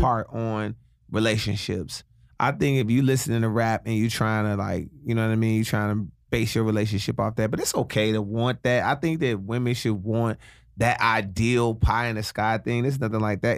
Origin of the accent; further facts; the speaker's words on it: Chicago, Illinois, United States; now in Los Angeles, United States; my home city, Chicago.